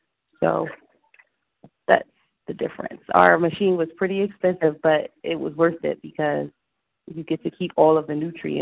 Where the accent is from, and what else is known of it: Philadelphia, Pennsylvania, United States; now in Decatur, United States